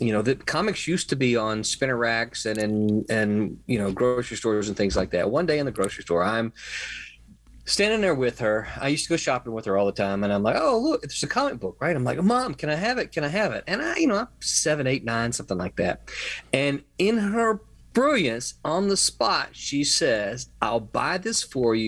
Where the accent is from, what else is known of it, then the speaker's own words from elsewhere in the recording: Mississippi, United States; now in Florida, United States; I'm from Mississippi.